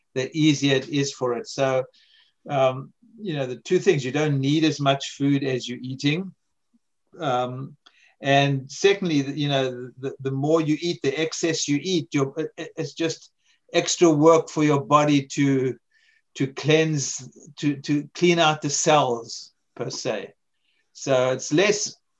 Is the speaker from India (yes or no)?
no; South Africa; also born or lived in America; now in United States; I grew up in South Africa